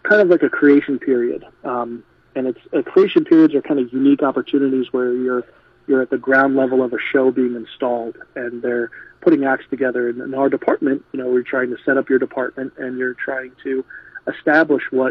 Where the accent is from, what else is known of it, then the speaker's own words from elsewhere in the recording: New York City, New York, United States; moved away; also born or lived in Las Vegas / South Carolina; I grew up in New York from Staten Island